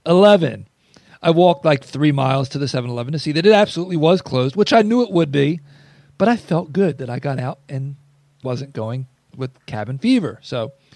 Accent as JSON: {"language": "English", "region": "Northeast", "country": "United States", "moved": "yes", "said": "I'm from the Northeast"}